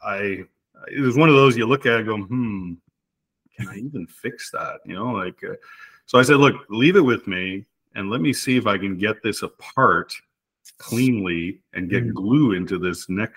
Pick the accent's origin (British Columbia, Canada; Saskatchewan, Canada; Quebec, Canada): Quebec, Canada; Montreal; moved away as an adult; now in Manotick, Canada; We moved here in 1999 from Montreal. I grew up in Montreal, Quebec